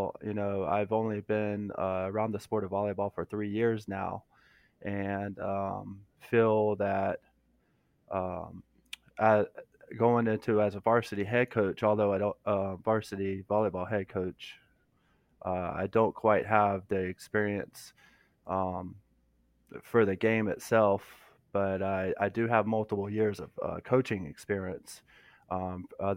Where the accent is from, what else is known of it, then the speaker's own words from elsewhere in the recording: Florida, United States; now in South Carolina, United States; I'm originally from Florida.